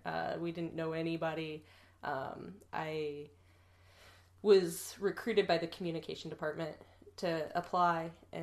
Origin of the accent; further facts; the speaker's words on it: Fayetteville, Ohio, United States; moved away as an adult; also born or lived in Cincinnati, Ohio / Chicago / Kentucky / Athens, Ohio; now in Texas, United States; Yeah, so I'm 31. I'm originally from Fayetteville, Ohio, which is a tiny one stoplight town in southwestern Ohio.